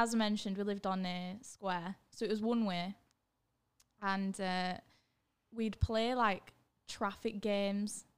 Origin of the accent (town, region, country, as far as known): Leeds, Yorkshire and the Humber, United Kingdom; born or raised there; also born or lived in Germany